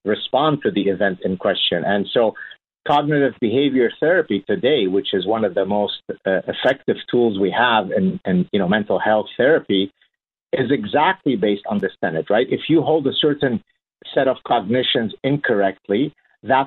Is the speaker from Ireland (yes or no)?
no; Lebanon; moved away; my childhood growing up in Lebanon and the horrors of the Lebanese Civil War that we went through